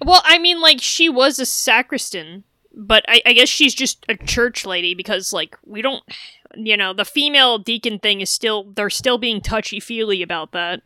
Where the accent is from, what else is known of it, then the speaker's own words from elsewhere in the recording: New England, United States; growing up in New England, a lot of congregational churches